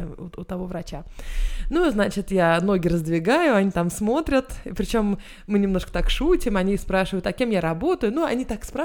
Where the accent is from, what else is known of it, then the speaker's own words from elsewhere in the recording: Israel; now in Sweden; Израиль это моя страна, но я там не живу, у меня нет там страховки обычной государственной.